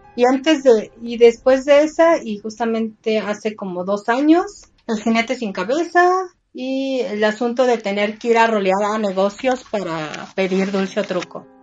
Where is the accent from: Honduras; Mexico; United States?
Mexico